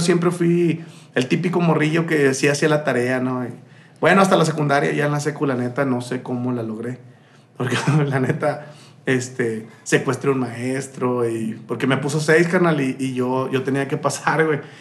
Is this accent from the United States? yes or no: no; Saltillo, Coahuila, Mexico; also born or lived in Sombrerete, Zacatecas / Tuxpan, Veracruz / Juárez; yo creo ya soy más saltillense que el pan de pulque, carnal. Porque yo nací en Zacatecas, yo nací en Sombrerete, Zacatecas, pero no conozco mucho de ahí